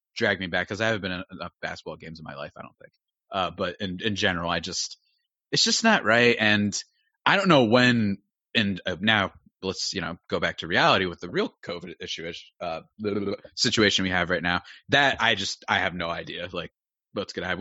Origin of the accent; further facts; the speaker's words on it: New Jersey, United States; I'm from New Jersey